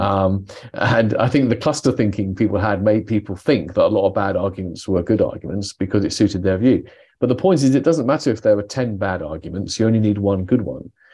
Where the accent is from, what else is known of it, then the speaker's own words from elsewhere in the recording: United Kingdom; I'm British